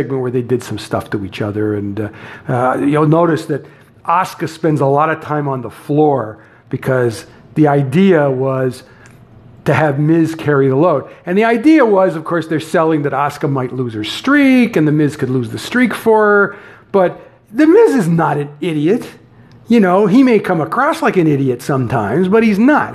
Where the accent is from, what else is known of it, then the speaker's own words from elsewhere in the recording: Canada; I'm Canadian